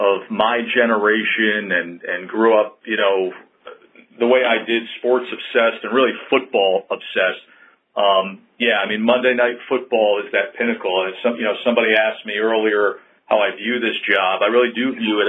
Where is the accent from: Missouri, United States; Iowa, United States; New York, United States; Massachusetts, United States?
New York, United States; Schenectady; moved away; I grew up in Schenectady, New York, in an Italian-American neighborhood